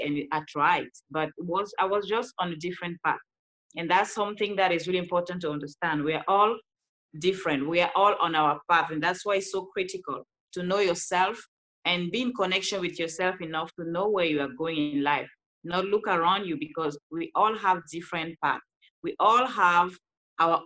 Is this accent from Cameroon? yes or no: yes; Cameroon; English is a second language; moved away as an adult; now in Los Angeles, United States; I'm originally from Cameroon. That's why you hear this beautiful accent